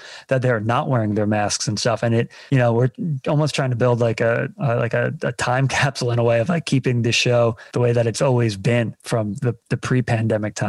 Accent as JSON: {"language": "English", "region": "New York", "country": "United States", "said": "as a New Yorker"}